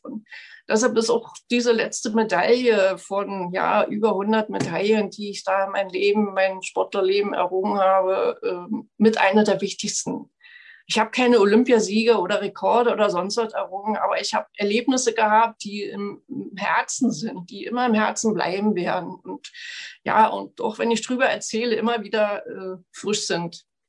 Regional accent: Frankfurt, Brandenburg, Germany; bei uns in Frankfurt-Oder

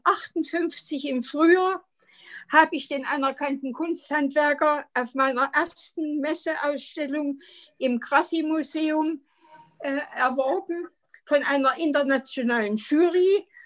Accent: Jena, Thuringia, Germany; Ich bin in Jena geboren 1932 und bin dann äh, nach einer wunderschönen Kindheit an der Ringwiese in unserem äh, Zeissgebiet ein glückliches Kind gewesen.

